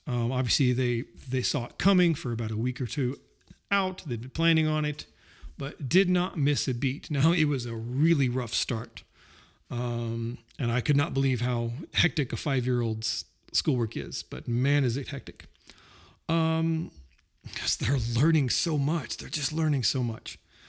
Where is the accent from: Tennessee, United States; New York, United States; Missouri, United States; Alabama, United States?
Missouri, United States; also born or lived in Colorado; So for me, I was born in Colorado, but grew up in Southwest Missouri. I know I don't sound like I'm from Southwest Missouri.